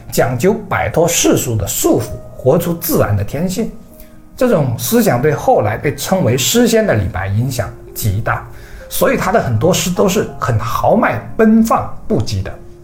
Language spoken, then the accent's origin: Chinese; China; 我们是中国人